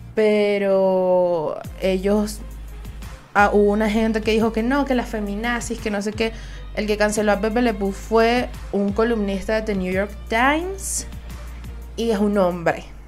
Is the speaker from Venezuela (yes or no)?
yes; Venezuela; Soy una jeva de Venezuela